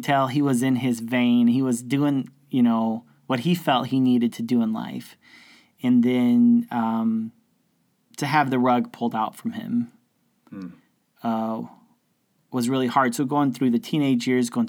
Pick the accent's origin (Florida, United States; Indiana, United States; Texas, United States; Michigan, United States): Texas, United States; Houston; also born or lived in Sweeny, Texas; I grew up in Houston, Texas, all around Texas